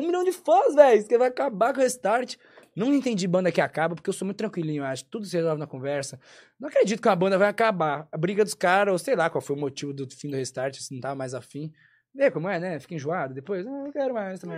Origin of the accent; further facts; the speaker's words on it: São Paulo, Brazil; Cresci em São Paulo